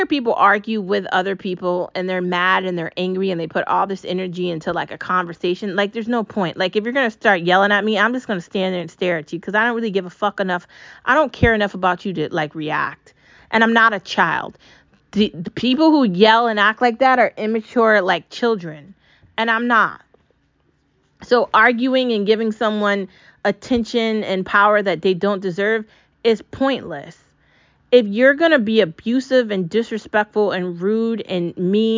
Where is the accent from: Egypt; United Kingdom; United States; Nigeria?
United States; We live in America. I'm an American. I'm not an Israeli.